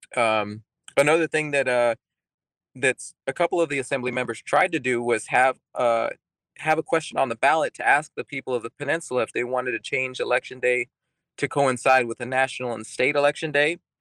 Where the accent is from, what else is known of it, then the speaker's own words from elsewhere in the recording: Texas, United States; moved away as an adult; also born or lived in England; now in Alaska, United States; I grew up in Texas